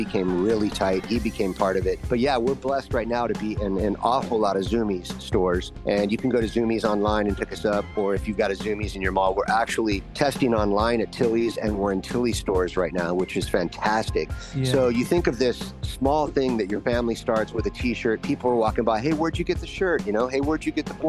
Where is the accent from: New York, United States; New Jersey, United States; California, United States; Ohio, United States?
California, United States; Los Angeles; I was raised in Studio City, Panorama City, which is like where a lot of actors and actresses lived back in the day in the 60s and the 70s